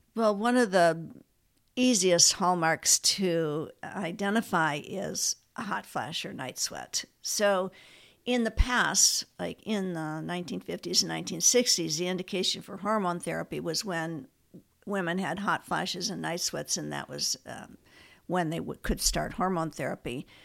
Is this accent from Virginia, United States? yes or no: no; Ann Arbor, Michigan, United States; moved away as an adult; also born or lived in Minnesota; now in Fresno, United States; I grew up in Ann Arbor, Michigan